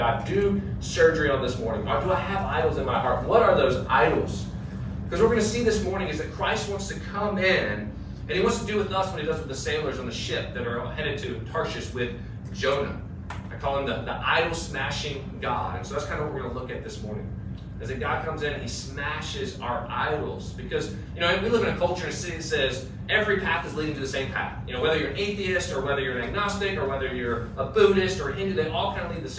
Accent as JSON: {"language": "English", "country": "United States", "said": "as an American"}